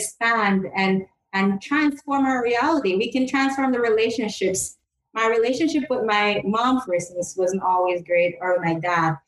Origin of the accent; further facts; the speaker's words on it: Jamaica; I'm from Jamaica